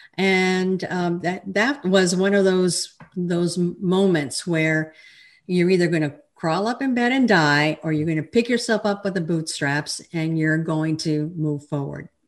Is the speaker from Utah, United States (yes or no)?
no; El Paso, Texas, United States; moved away as an adult; now in Fort Worth, United States; I'm a Texan. I'm originally from El Paso, and I now live in the Fort Worth area